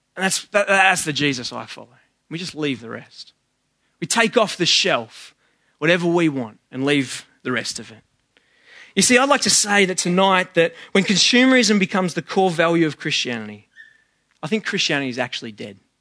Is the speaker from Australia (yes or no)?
yes; Sydney, New South Wales, Australia; I'm from West